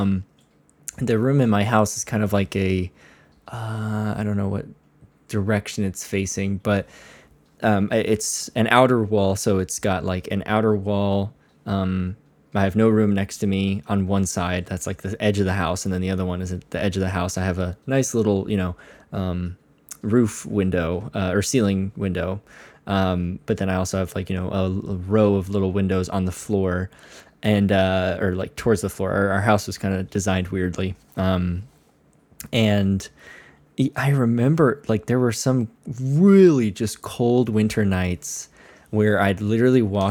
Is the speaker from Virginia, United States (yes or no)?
no; Connecticut, United States; growing up in Connecticut